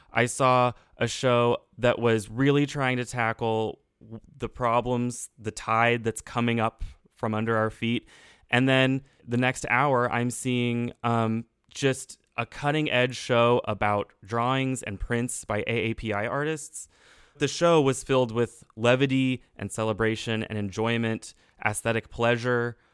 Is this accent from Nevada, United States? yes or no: no; Texas, United States; as a Texan, as a young person